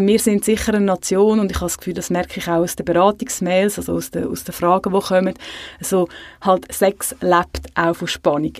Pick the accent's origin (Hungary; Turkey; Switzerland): Switzerland